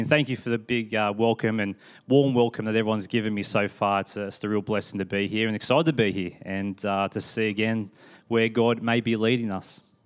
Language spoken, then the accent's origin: English; Sydney, New South Wales, Australia; now in Perth, Australia; my family grew up in Sydney.